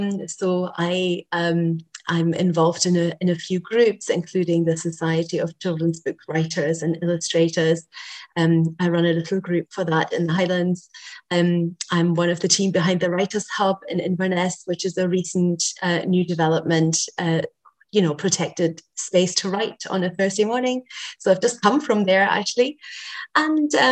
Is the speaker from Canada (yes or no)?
no; Germany; English is a second language; moved away as an adult; now in Scotland; so I was born in Germany and I grew up there, and I went to school in Germany.